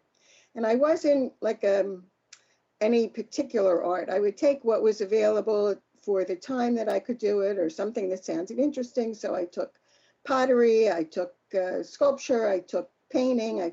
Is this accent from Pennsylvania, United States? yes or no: yes; Philadelphia, Pennsylvania, United States; I grew up in Philadelphia.